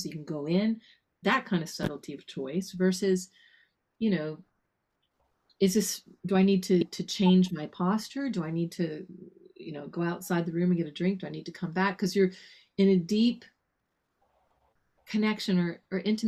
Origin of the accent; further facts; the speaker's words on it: Texas Panhandle, United States; I grew up in the Texas Panhandle. That's the north part of Texas